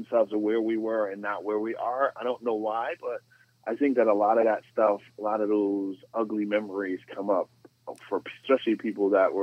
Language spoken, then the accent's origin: English; Stamford, Connecticut, United States; I grew up in Stanford on the west side, and, you know, the west side of Stanford